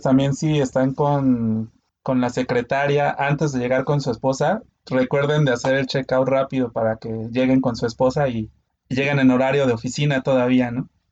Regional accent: Mexico City, Mexico; now in Guadalajara, Mexico; yo nací de fequense, como le llaman, pero también ya llevo aquí en Guadalajara 15 años, así que pues creo que ya soy más de Guadalajara que de Ciudad de México

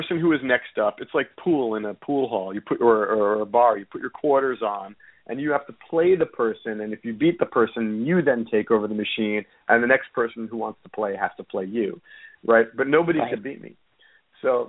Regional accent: New York City, New York, United States; also born or lived in Woodstock, New York; I grew up in New York City, in Manhattan. I was born and raised.

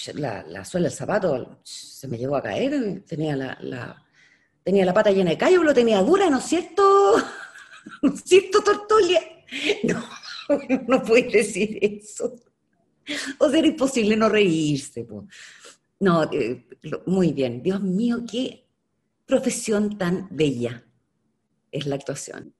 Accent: Chile

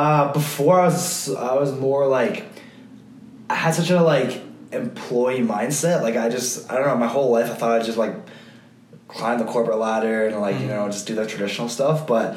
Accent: Switzerland; English is a second language; I'm from Switzerland. I have a lot of German friends, and one of my German friends, he's like kind of big into fitness as well.

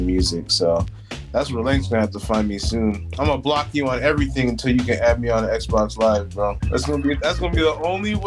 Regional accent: Newport Beach, California, United States; also born or lived in Cleveland/Akron area, Ohio / Mount Vernon, Washington; I'm from California, bro. Like, when you come from, like, Newport, Orange County

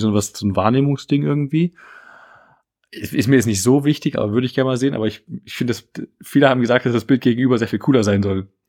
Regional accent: Dresden, Saxony, Germany; was ich gerade natürlich als Dresdner sehr lustig fand

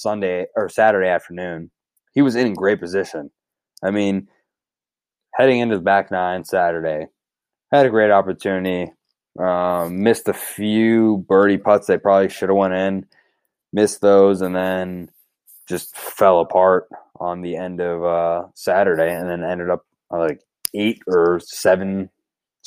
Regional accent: United States; as an American

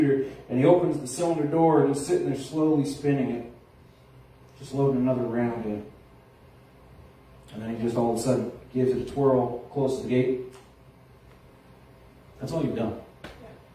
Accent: Halifax, Nova Scotia, Canada; when I was a kid in Halifax

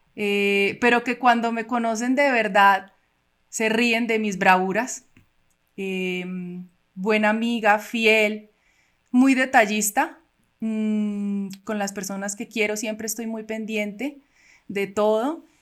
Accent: Cali, Valle del Cauca, Colombia; also born or lived in Cuba; now in Bogotá, Colombia; nací en Cuba. Llegué a Colombia eh, cuando tenía ocho años con mis papás y mis hermanas. Eh, vivimos en Cali

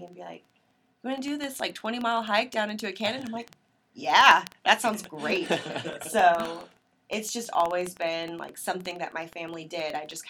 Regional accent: the Ozarks, United States; We never did those things growing up in the Ozarks

